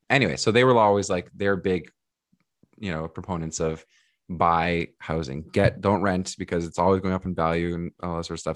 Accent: Mississauga, Ontario, Canada; also born or lived in Portugal; now in Toronto, Canada; I was born in Toronto, but I moved to Mississauga, like, even before kindergarten

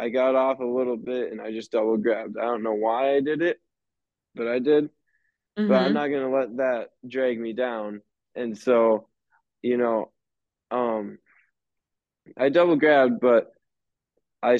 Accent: Crystal Springs, United States; a Crystal Springs Rodeo. I've grown up there my whole life

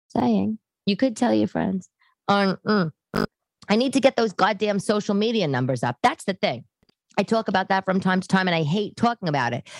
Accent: New York, United States; I'm New Yorker

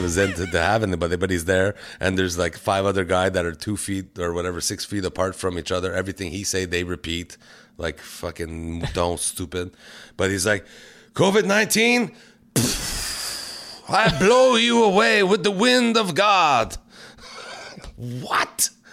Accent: Canada; We're so Canadian

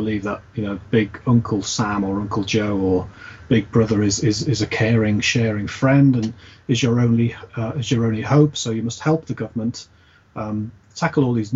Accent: United Kingdom; we sort of, as British people

